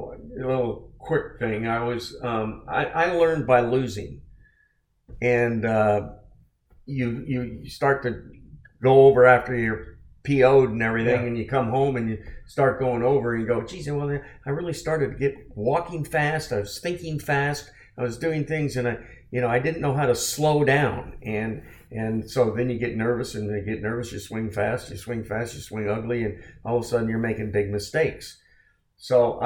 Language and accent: English; San Francisco Bay Area, California, United States; I was from the San Francisco Bay Area